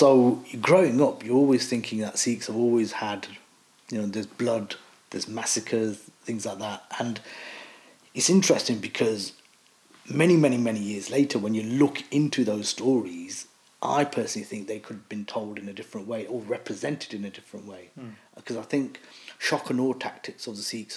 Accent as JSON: {"language": "English", "town": "Leicester", "region": "East Midlands", "country": "United Kingdom", "tie": "born or raised there", "said": "So I was born in Leicester. I've lived in Leicester majority of my life"}